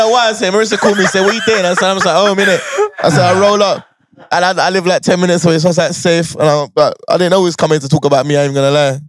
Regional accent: London, United Kingdom; Obviously, I'm from Northwest, so I was away from them lot.

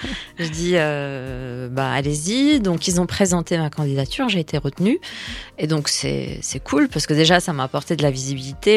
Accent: Lebanon; moved away; je suis née au Liban, j'ai vécu la guerre du Liban.

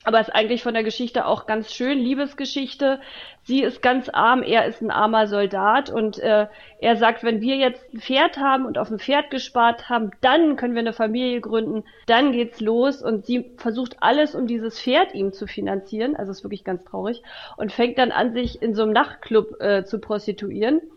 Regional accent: Germany; Ich bin in der DDR groß geworden.

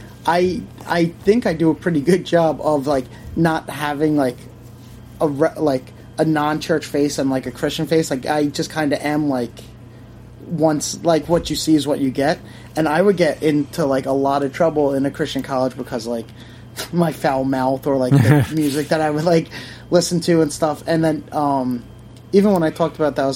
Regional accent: Long Island, New York, United States; I'm from Long Island

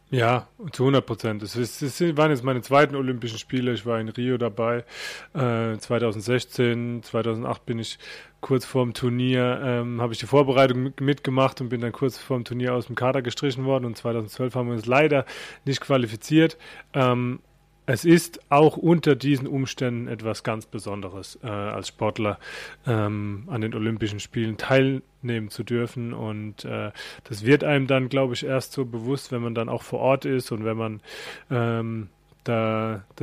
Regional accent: Mannheim, Baden-Württemberg, Germany; born there; accent: Mannheim dialect; Ich bin bist in Mannheim geboren. Genau. genau.

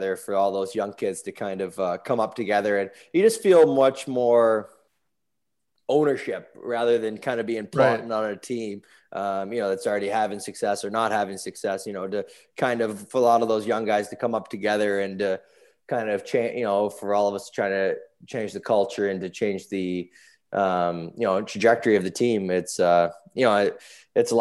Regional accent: Toronto, Ontario, Canada; we grew up in Toronto

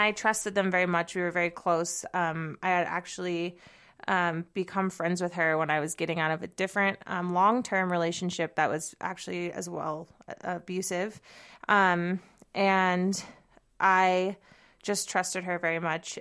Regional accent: Southern California, United States; moved away as an adult; also born or lived in Seattle / San Francisco; now in Bozeman, United States; I'm actually originally from California. um, SoCal

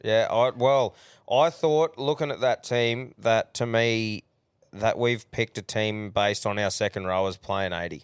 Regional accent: Queensland, Australia; as a Queenslander

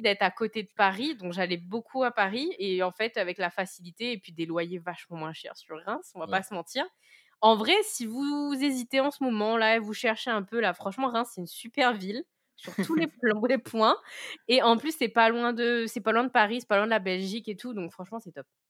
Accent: Saint-Paul, Réunion; moved away as an adult; also born or lived in Le Port, Réunion; j'ai grandi, du coup, euh, bah, à Saint-Paul. Je suis Saint-Pauloise

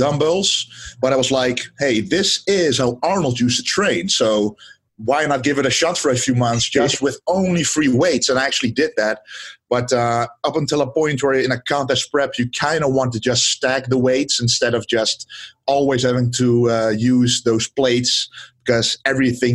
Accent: southern Netherlands, Netherlands; I am from the Netherlands, from the southern part of the Netherlands, actually. I've been there all my life now, 26

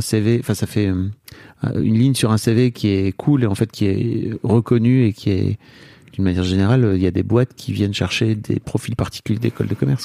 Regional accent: the North, Hauts-de-France, France; je viens d'une famille du Nord

